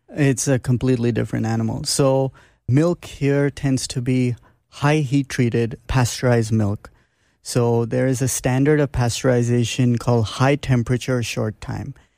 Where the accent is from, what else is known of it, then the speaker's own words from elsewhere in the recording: Mumbai, Maharashtra, India; moved away; also born or lived in Toronto, Canada; I grew up in Bombay, India, although I was born in Toronto, Canada, but At age three, I was in Bombay